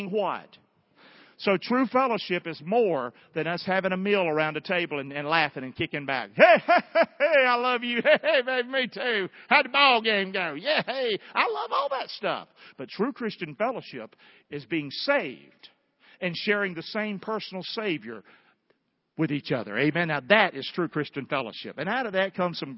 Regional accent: the South, United States; as a Southerner.

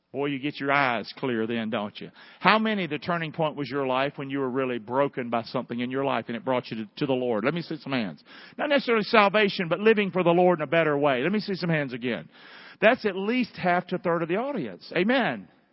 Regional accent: the South, United States; accent: Southern

